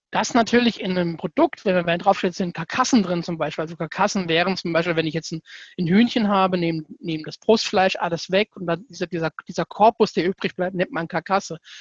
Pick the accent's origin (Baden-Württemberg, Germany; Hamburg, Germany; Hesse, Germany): Hesse, Germany; Southern; komme aus dem schönen Südhessen.